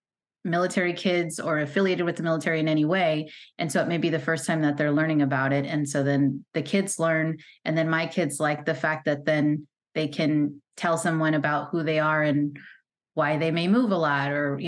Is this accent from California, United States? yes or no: yes; California, United States; moved away as an adult; And I never thought I would leave my home state of California, my family, none of that.